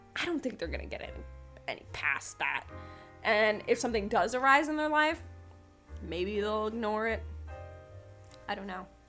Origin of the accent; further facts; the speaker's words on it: New York, United States; moved away; also born or lived in Pennsylvania; I'm originally from New York. I've lived in Pennsylvania